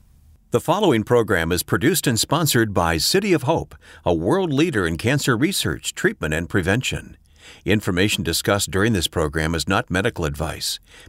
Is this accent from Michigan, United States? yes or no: yes; Flint, Michigan, United States; I won't tell you what year I was born in Flint, Michigan, but I was born in Flint, Michigan.